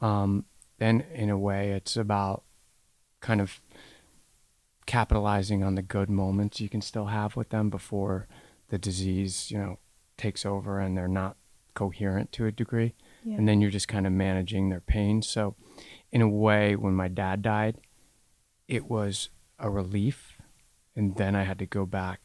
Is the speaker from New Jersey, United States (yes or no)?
yes; New Jersey, United States; I grew up in New Jersey.